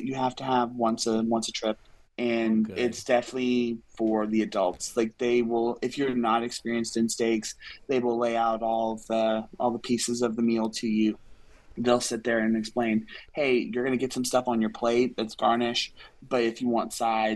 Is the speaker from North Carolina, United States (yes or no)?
yes; Fayetteville, North Carolina, United States; I'm from Fayetteville, North Carolina